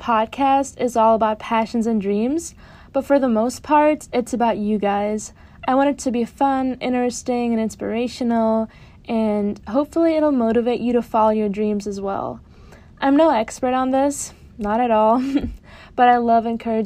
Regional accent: Germany; moved away as an adult; now in near New York City, United States; I was born and raised in Germany, and I came to the United States in the fall of 2018 as a freshman.

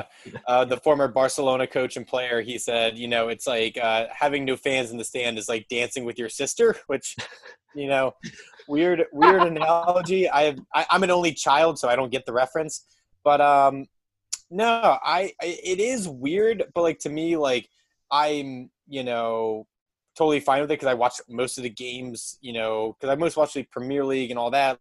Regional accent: New Jersey, United States; now in Philadelphia, United States; I grew up in New Jersey.

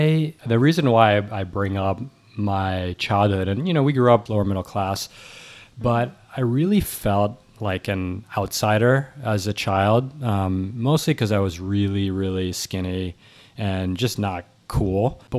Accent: New York City, New York, United States; So I'm actually recording from 15 blocks from where I grew up, and I was born in New York City. My parents are Cambodian and French.

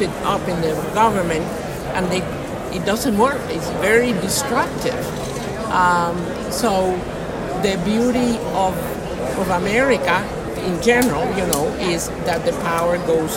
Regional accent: Washington, District of Columbia, United States; also born or lived in Cuba; I'm from D.C.

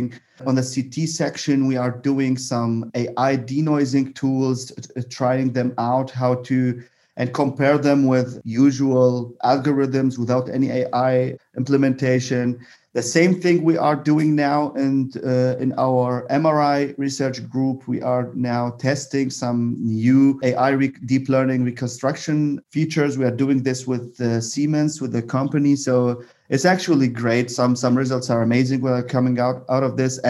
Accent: Baghdad, Baghdad Governorate, Iraq; English is a second language; moved away as an adult; also born or lived in Bonn, Germany; now in Germany; I am originally from Iraq. So my journey actually is not in Germany. My journey begins in Iraq. I did my high school in Baghdad. And then I moved to Germany

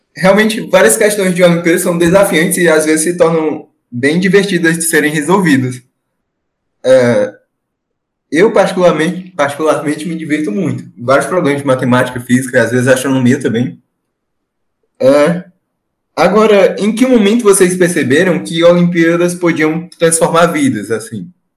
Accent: Ceará, Brazil; eu sou do, sou do Ceará, do Nordeste

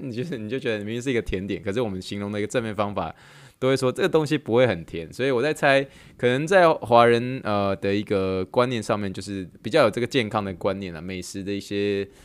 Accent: Taiwan; now in Texas, United States; 我们台湾人

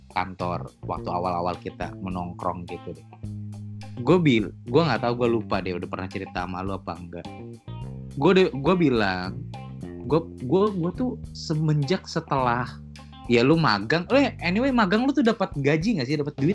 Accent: West Java, Indonesia; udah untung sama-sama di Jawa Barat di kampung gua malah akhirnya di situ gua langsung lah cabut ke kampung gua

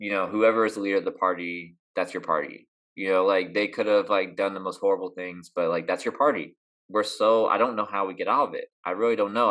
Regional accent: Columbus, Ohio, United States; I grew up in Columbus, Ohio

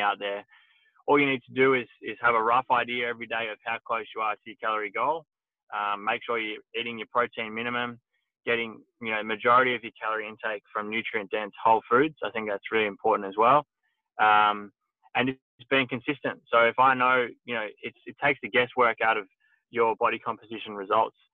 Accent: Horsham, Victoria, Australia; I grew up in Horsham, Victoria

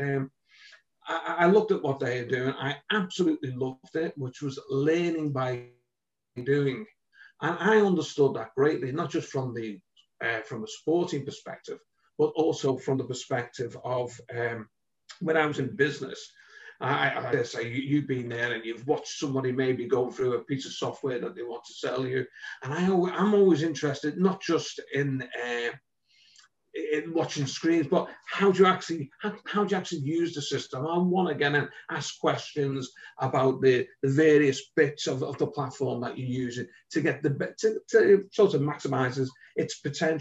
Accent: Liverpool, North West England, United Kingdom; accent: Liverpool; also born or lived in London

